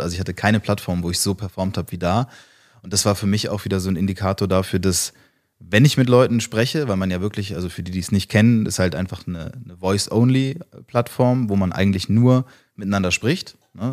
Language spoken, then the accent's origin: German; flew in from Hamburg, Northern Germany, Germany; so sprechen wir ja, da wo ich herkomme